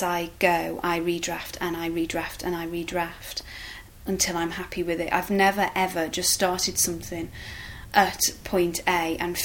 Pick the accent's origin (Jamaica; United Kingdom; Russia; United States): United Kingdom; Liverpool, North West England; I'm from Liverpool